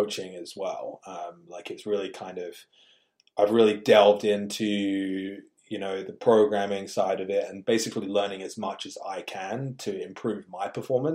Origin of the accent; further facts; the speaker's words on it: England, United Kingdom; growing up in England, you had to have a tough skin